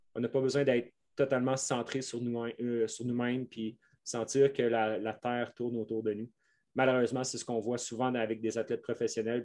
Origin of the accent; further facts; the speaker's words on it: Quebec, Canada; accent: Québécois; mon accent québécois